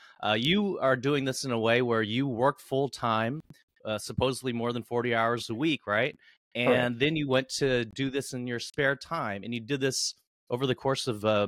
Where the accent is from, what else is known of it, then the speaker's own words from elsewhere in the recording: San Francisco, California, United States; I'm from San Francisco